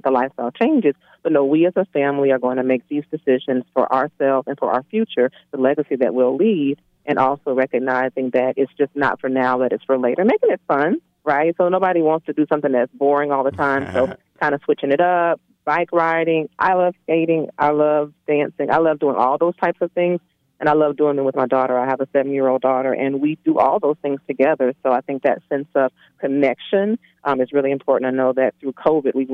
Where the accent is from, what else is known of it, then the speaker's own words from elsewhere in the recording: Pensacola, Florida, United States; moved away as an adult; now in Atlanta, United States; I'm originally from Pensacola, Florida.